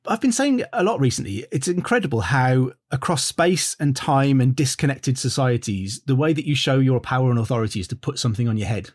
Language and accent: English; Wolverhampton, West Midlands, United Kingdom; I'm from Wolverhampton